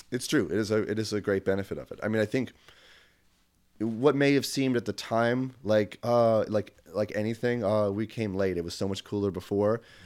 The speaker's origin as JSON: {"language": "English", "town": "Wilmington", "region": "Delaware", "country": "United States", "tie": "born or raised there", "moved": "yes", "said": "I'm from Wilmington, Delaware"}